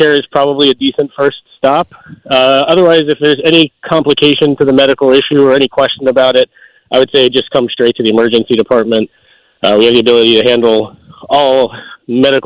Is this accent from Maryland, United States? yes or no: yes; Maryland, United States; moved away as an adult; also born or lived in Delaware; now in Pennsylvania, United States; Originally from Maryland. From Maryland, ended up in Delaware for a few years before coming to Pennsylvania for my residency.